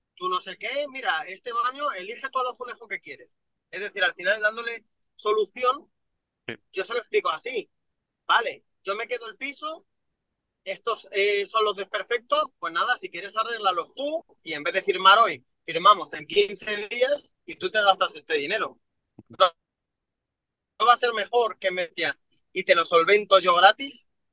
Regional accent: Madrid, Community of Madrid, Spain; yo me crié en San Cristóbal de los Ángeles, que es uno de los peores barrios que, existe en Madrid.

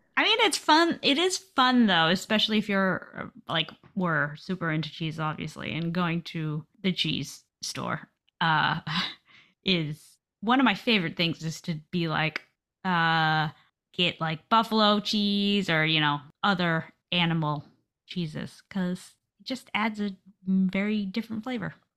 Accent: United States; I'm American

